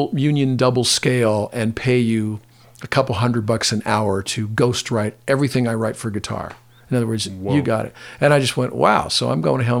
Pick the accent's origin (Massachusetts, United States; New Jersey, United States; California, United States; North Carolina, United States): California, United States; Pasadena; I grew up in Pasadena, you know, in Pasadena, California